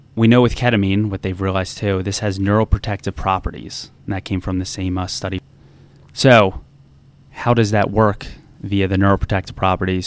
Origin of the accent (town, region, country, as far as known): New Jersey, United States; now in DC Metro area, United States